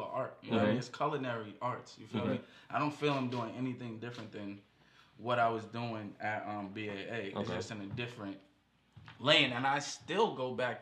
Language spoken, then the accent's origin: English; Boston, Massachusetts, United States; I went to Boston Arts Academy